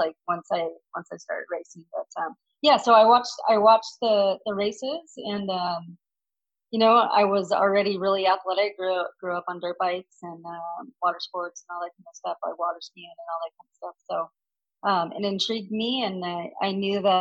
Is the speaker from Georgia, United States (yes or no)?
no; Lake Havasu City, Arizona, United States; I grew up in Lake Havasu, and the finals are held in our hometown